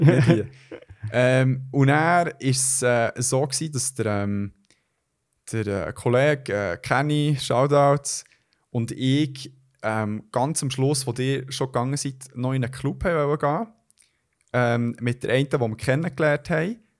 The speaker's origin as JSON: {"language": "German", "country": "Switzerland", "said": "bei uns in der Schweiz"}